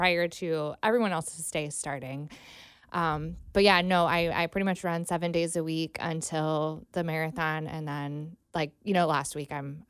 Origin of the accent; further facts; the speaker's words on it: Mansfield, Ohio, United States; now in Cincinnati, United States; No. Mansfield, Ohio.